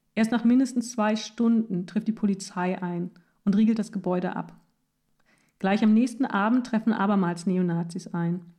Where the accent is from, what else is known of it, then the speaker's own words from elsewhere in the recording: Wernigerode, Saxony-Anhalt, Germany; 1990, Wernigerode. Ich bin fünf Jahre alt